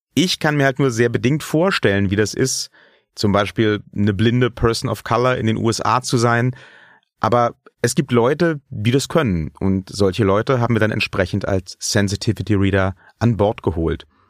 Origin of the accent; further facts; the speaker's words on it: Germany; ich bin nun mal ein in Deutschland geborener weißer Mann Mitte 30